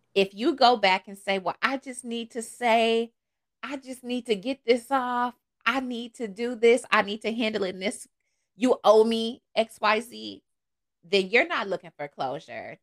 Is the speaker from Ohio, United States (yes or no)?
yes; Toledo, Ohio, United States; moved away as an adult; now in Charlotte, United States; I'm from Toledo, the mud. Um, from there, went to school there, um, and then I moved. So I've been out of Ohio for almost 10 years